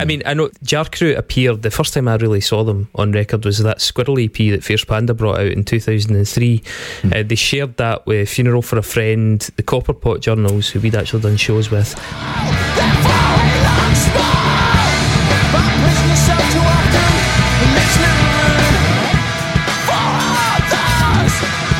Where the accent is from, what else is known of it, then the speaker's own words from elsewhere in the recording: Stirling, Scotland, United Kingdom; I was from Stirling in the centre of Scotland.